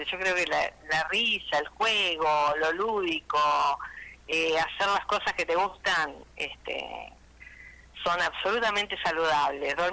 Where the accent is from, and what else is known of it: Reconquista, Santa Fe, Argentina; now in Rosario, Argentina